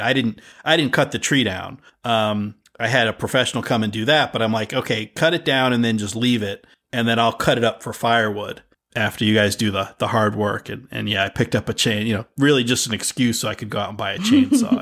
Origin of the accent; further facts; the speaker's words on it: United States; a kid growing up in America